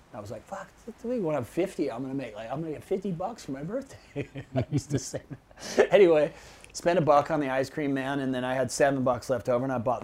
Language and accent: English; Miami, Florida, United States; born there; also born or lived in Chicago / New Jersey / Los Angeles / San Diego; and then I was born in Miami, and then we moved to like Chicago, and then we moved to like Jersey, and then we ended up out in LA.